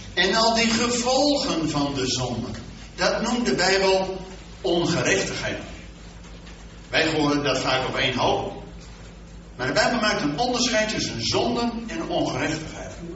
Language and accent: Dutch; Netherlands; wij als Nederlanders